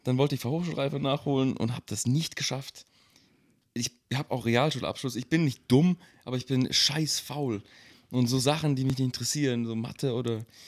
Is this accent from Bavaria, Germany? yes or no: no; Nagold, Baden-Württemberg, Germany; moved away; also born or lived in Mannheim; Also ich komme aus dem Kaff, ich komme aus Nagold im Schwarzwald, im Schwabeländle.